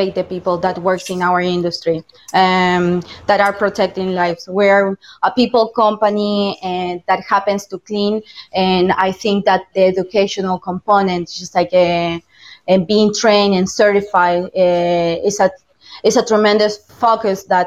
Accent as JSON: {"language": "English", "region": "Buenos Aires", "country": "Argentina", "also_born_or_lived": "United States", "second_language": "English", "moved": "as an adult", "lives_now": "Florida, United States", "said": "I'm actually from Buenos Aires, Argentina."}